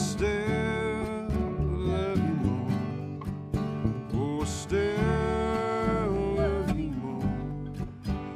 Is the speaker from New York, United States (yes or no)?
no; near Renfro Valley, Kentucky, United States; I grew up really near Renfro Valley, in the Renfro Valley Entertainment Center, so I went there a lot as a kid